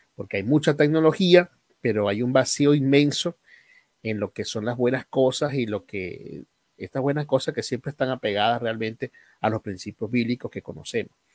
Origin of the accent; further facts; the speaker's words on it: Aragua, Venezuela; moved away; also born or lived in Guárico; yo no nací aquí en Guárico, yo nací en Aragua.